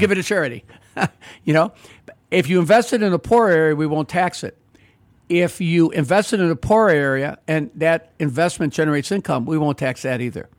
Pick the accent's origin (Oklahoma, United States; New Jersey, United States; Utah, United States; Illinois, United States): Illinois, United States; Chicago; I grew up in the Roslyn Pullman area, went to three public schools there